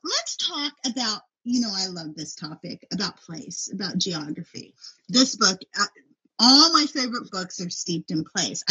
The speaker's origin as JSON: {"language": "English", "area": "Inland Empire", "region": "California", "country": "United States", "tie": "born or raised there", "said": "I grew up in the Inland Empire, and I never had been to LA."}